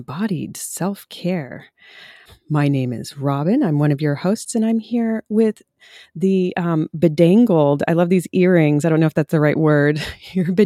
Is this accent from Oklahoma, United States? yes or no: yes; Oklahoma, United States; moved away; I was born in Oklahoma